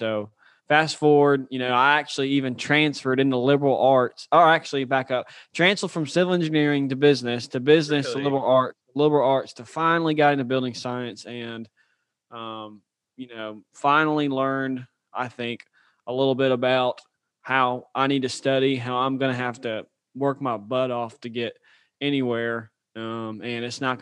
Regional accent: Birmingham, Alabama, United States; moved away as an adult; also born or lived in Auburn, Alabama; now in Louisiana, United States; I'm from Birmingham, Alabama. Grew up, went to the Oak Mountain school system

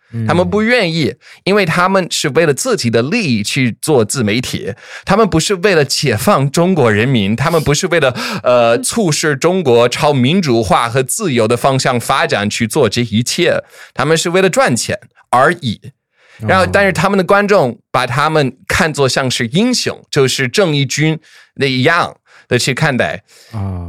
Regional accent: the American South, United States; 我是毕竟在美国南方长大了

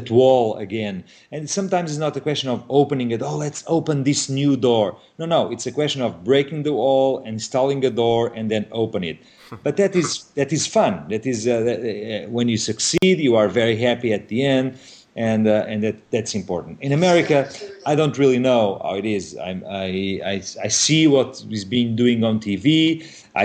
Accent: Portugal; a 3 hours drive from Lisbon to my home city

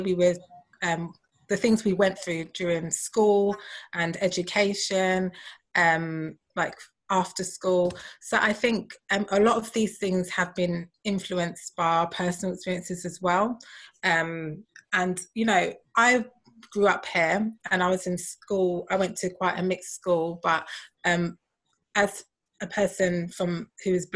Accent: London, United Kingdom; I'm from London. I was born here.

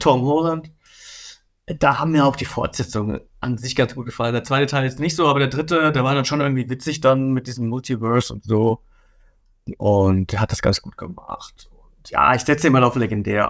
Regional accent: Bavaria, Germany; ich komme aus Bayern.

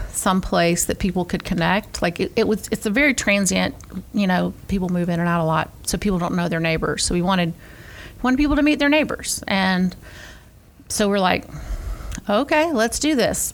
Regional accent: Atlanta, Georgia, United States; moved away as an adult; now in Gainesville, United States; We're actually both Atlanta natives.

